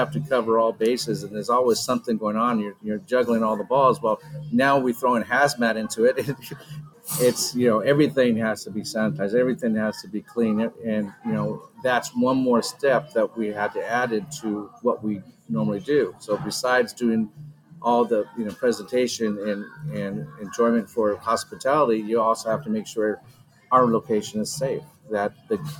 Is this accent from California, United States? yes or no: yes; Carlsbad, California, United States; I grew up there. So it actually was a great, all the way around, coming back to full circle, back to my hometown